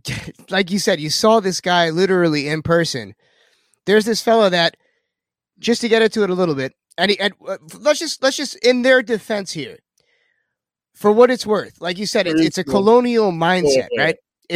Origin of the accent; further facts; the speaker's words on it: the Hamptons, New York, United States; growing up in the Hamptons